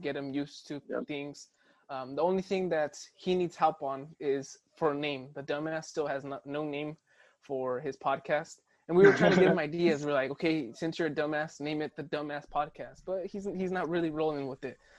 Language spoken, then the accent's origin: English; Santa Maria, California, United States; I'm from Santa Maria